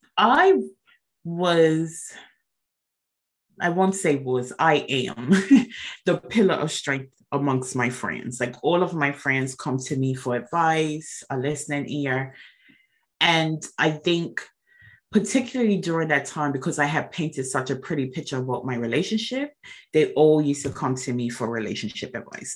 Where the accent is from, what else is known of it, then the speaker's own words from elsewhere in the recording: Bermuda; I was born and raised in Bermuda